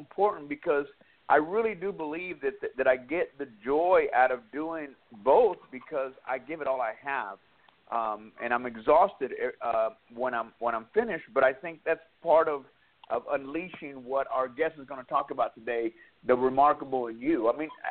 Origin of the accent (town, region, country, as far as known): Dallas, Texas, United States; born or raised there; moved away as an adult; also born or lived in West Coast